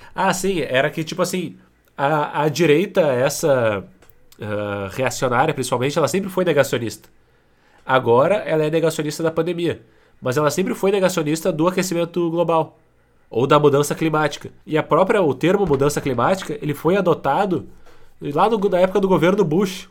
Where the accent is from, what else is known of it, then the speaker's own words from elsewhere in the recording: Brazil; como sendo brasileiros sensatos